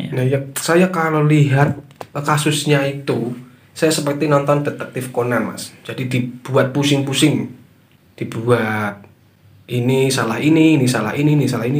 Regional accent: Java, Indonesia; aslinya kan orang Jawa

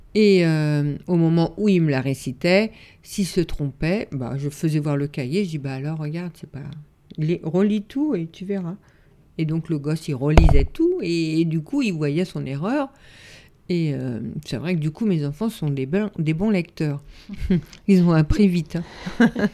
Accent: Yvelines, Île-de-France, France; j'ai grandi dans un petit village des Yvelines.

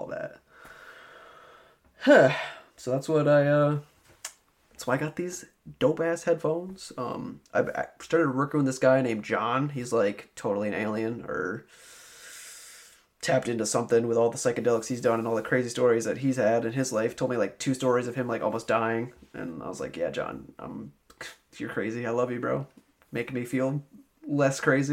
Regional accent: Albany, United States; Albany, where I'm from

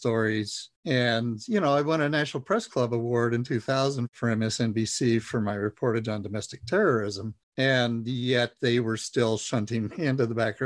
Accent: Idaho, United States; I grew up a Republican in Idaho

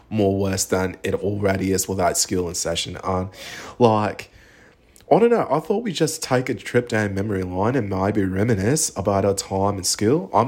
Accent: Australia; also born or lived in United Kingdom; I'm an Australian Brit, so like in Australia and the UK, our humor is very dry

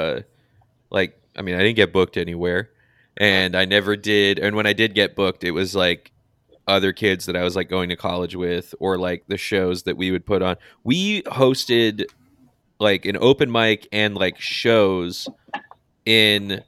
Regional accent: New Hampshire, United States; also born or lived in Somerville, Massachusetts; I lived in Somerville till I was four, so I like, I barely fucking lived there. I lived in New Hampshire my whole life

